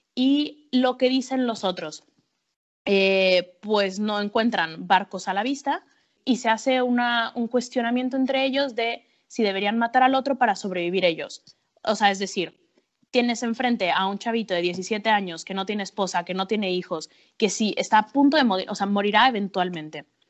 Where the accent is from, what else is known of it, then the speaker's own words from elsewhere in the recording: Mexico City, Mexico; moved away as an adult; also born or lived in Acapulco / Iceland; now in Madrid, Spain; yo soy mexicana, soy, nací en Acapulco, pero crecí en la Ciudad de México